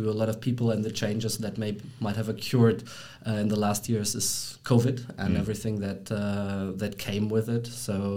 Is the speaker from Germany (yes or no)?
yes; Germany; moved away as an adult; now in Brussels, Belgium; I'm born and raised in Germany